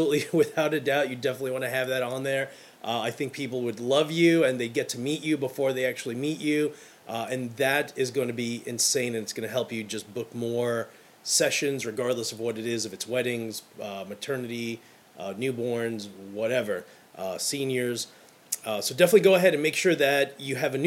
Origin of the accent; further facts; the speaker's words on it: New York City, New York, United States; I'm from Brooklyn